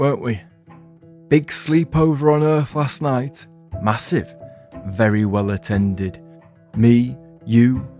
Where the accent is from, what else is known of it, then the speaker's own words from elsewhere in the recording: England, United Kingdom; I'm English